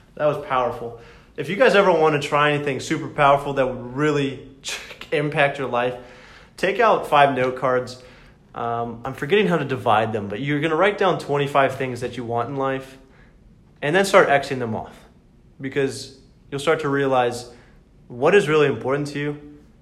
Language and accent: English; the South, United States; we're from the south